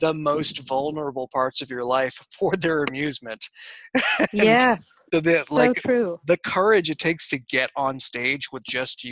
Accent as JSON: {"language": "English", "region": "New England", "country": "United States", "moved": "yes", "said": "I'm from New England originally"}